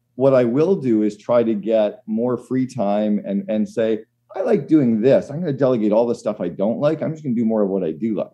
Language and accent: English; Canada; as a Canadian